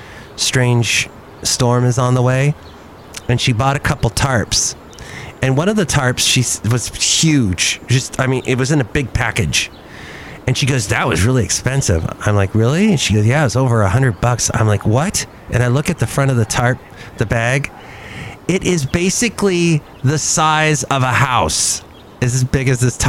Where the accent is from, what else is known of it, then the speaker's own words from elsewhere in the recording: United States; being an American